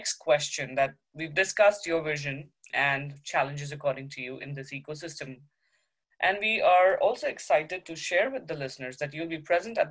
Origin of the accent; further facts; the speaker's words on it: India; moved away as an adult; also born or lived in United States; now in Ottawa, Canada; I'm a doctor from India